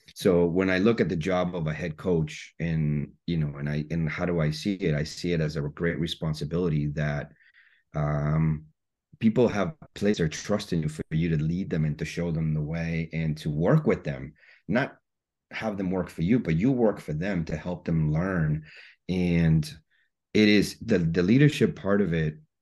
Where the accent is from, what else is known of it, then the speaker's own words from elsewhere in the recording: Guatemala; moved away; I was born and raised in Guatemala